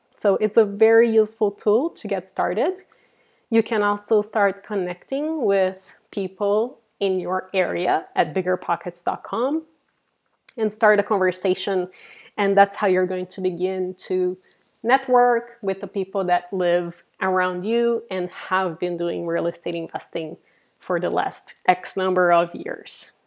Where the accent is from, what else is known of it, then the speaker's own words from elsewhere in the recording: Brazil; also born or lived in Silicon Valley, California; now in San Francisco, United States; I'm originally from Brazil and I have been living in Silicon Valley here in California for the last 18 years